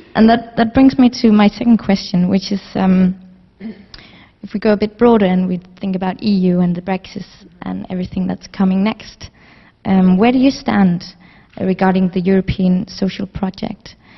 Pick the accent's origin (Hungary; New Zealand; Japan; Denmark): Denmark; moved away as an adult; now in London, United Kingdom; I've lived in London for two years, but I'm originally from Denmark